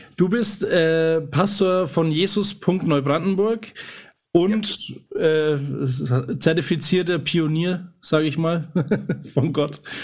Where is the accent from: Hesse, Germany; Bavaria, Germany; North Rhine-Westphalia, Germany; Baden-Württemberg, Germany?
Bavaria, Germany; Nuremberg; bei uns in Nürnberg